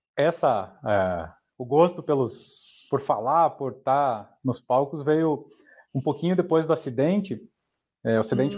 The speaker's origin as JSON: {"language": "Portuguese", "town": "Porto União", "region": "Santa Catarina", "country": "Brazil", "tie": "born or raised there", "also_born_or_lived": "Curitiba", "moved": "yes", "said": "eu sou de Porto União, União da Vitória, ali na divisa do Paraná"}